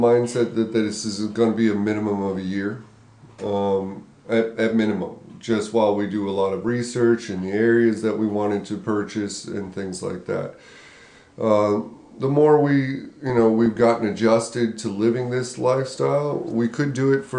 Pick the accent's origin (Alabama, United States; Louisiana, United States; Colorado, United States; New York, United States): Colorado, United States; moved away as an adult; I grew up in Colorado.